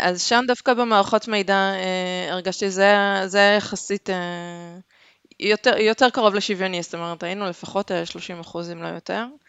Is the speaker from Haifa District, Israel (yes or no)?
yes; Haifa, Haifa District, Israel; also born or lived in Denmark; אני חיפאית